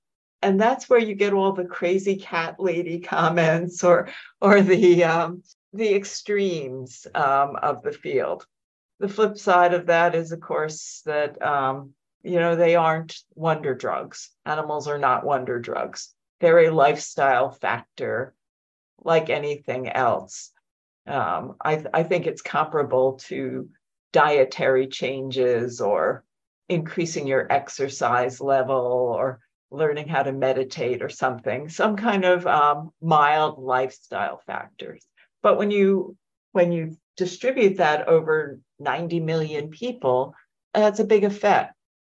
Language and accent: English; New York, United States; now in Minnesota, United States; I came here in 1994 from my postdoc, never left Minnesota. I am a New Yorker, transplanted, but I've lived all over the world, actually, and I love Minnesota.